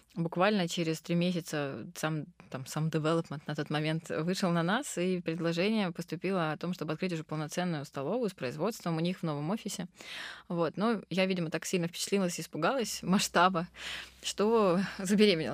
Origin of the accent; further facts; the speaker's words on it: Krasnodar, Krasnodar Krai, Russia; also born or lived in Rustavi, Georgia; я родом из Грузии, я родилась в городе Руставе. Вот, я а, мы грузинские греки, говорящие по-турецки, но живущие в России. В общем, очень сложная такая коллаборация. Вот. Но в Краснодаре с пяти лет